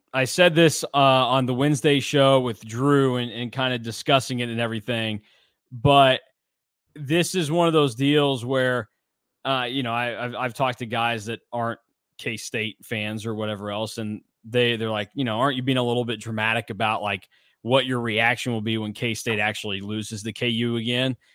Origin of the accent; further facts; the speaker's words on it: Hutchinson, Kansas, United States; my hometown of Hutchinson, Kansas